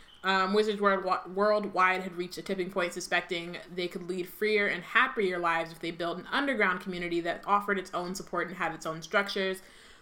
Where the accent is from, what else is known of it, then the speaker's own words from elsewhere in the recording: United States; I'm going to keep saying the way I say it because I'm an American.